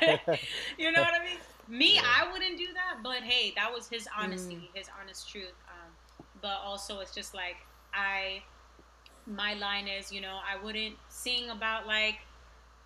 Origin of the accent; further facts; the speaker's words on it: New York City, New York, United States; moved away; I want to like help people where I grew up. I grew up in Queensbridge